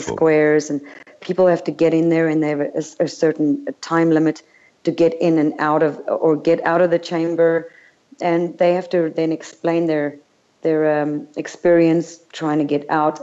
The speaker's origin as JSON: {"language": "English", "country": "United States", "moved": "as an adult", "lives_now": "Europe", "said": "I'm an American citizen"}